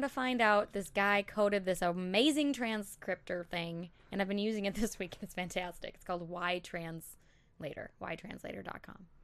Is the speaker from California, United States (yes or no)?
no; Elk River, Minnesota, United States; also born or lived in Saint Paul, Minnesota; that's where I grew up, like, graduated from Elk River